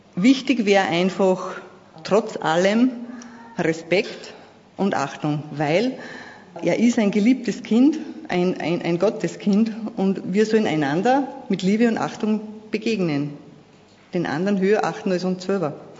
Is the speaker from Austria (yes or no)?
yes; Vöcklabruck district, Upper Austria, Austria; Ich komme aus Oberösterreich in der Bezirk Vöcklerbruck.